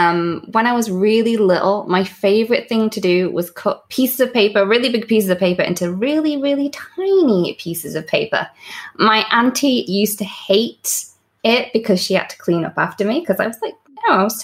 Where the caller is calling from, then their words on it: Buckley, Wales, United Kingdom; So I am in Buckley, which is in North Wales, which is in the UK.